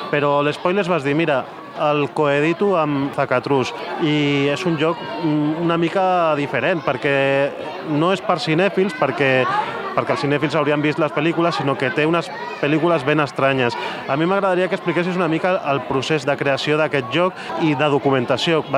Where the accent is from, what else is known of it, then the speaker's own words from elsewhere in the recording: Benicarló, Valencian Community, Spain; now in Madrid, Spain; Soc valencià del nord, soc de Benicarló, però visc a Madrid.